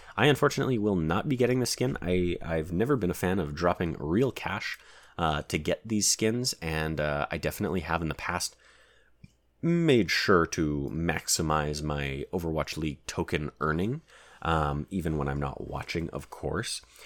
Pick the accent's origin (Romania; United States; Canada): Canada